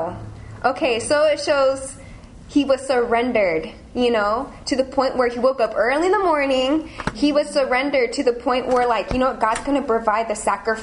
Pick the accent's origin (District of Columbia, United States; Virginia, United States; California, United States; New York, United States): California, United States; moved away as an adult; now in London, United Kingdom; I'm from California.